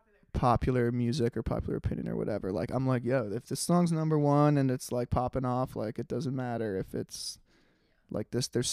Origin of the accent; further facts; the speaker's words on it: New York City, New York, United States; also born or lived in Netherlands; we grew up in New York